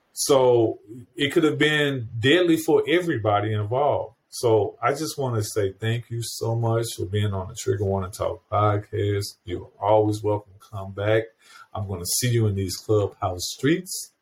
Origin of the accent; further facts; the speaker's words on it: St. Louis County, Missouri, United States; my hometown area, St. Louis County, Missouri